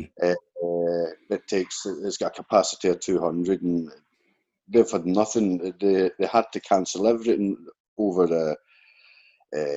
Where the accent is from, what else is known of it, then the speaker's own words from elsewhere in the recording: Canada; now in Sweden; I'm a Canadian